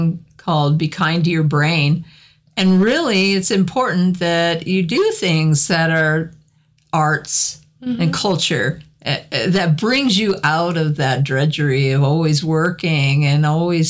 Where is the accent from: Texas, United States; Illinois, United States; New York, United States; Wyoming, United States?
Wyoming, United States; Cheyenne; I grew up in Cheyenne, so we had Frontier Days every year.